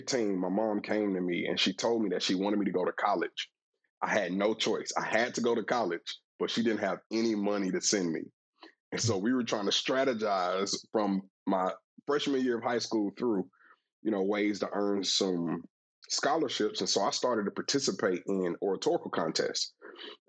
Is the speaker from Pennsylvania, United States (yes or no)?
no; Atlanta, Georgia, United States; I'm born and raised in Atlanta, so I'm a native of the city